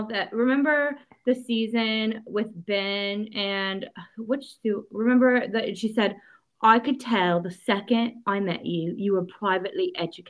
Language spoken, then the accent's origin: English; Liverpool, North West England, United Kingdom; I'm from Liverpool.